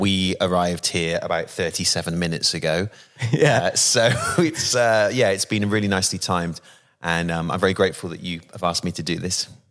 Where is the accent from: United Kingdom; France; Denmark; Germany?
United Kingdom; Bristol, South West England; accent: West Country; I come from the West Country in, in, in Bristol and the accent there is more like that.